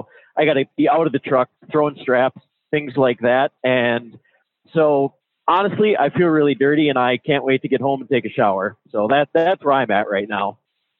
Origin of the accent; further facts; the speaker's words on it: Minnesota, United States; Yeah, I am from Minnesota.